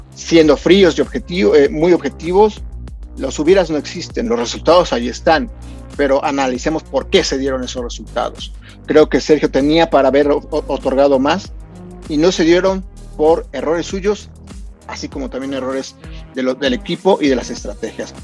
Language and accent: Spanish; Mexico; nosotros los mexicanos